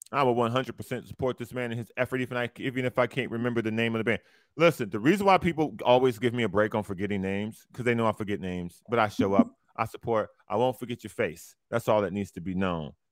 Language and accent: English; Lorain, Ohio, United States; I'm from Lorain, Ohio.